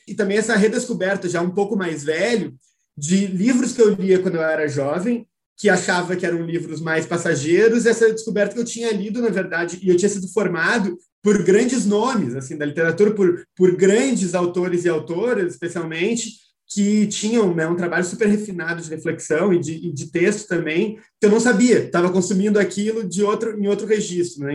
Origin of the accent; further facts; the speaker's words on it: Porto Alegre, Rio Grande do Sul, Brazil; eu sou do Rio Grande do Sul, né, é, sou de Porto Alegre